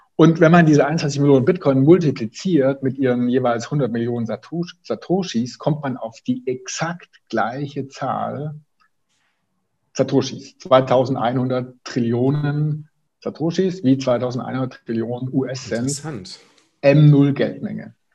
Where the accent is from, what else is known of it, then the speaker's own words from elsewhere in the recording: Swabia, Germany; now in Bonn, Germany; ich bin Schwabe